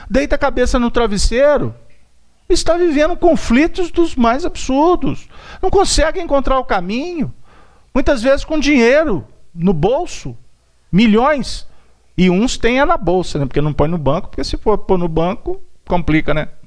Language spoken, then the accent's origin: Portuguese; Belo Horizonte, Minas Gerais, Brazil; Eu sou um andarilho que vim de Belo Horizonte, atravessei o mundo para chegar aqui para tentar falar de Jesus.